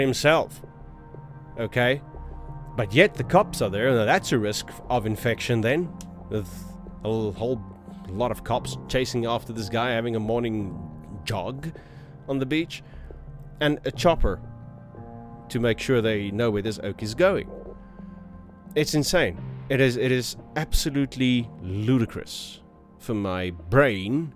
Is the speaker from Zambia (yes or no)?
no; South Africa; I am from South Africa